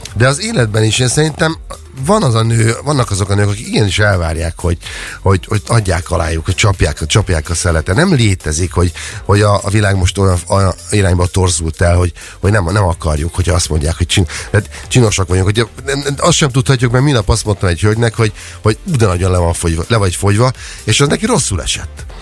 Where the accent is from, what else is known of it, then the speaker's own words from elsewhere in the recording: Hungary; moved away; én vidéken nőttem fel